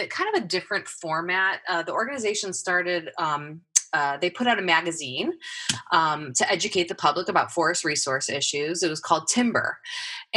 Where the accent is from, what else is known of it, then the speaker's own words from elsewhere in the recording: Midwest, United States; moved away as an adult; also born or lived in Ohio; now in Oregon, United States; I come from the Midwest. That's where I grew up.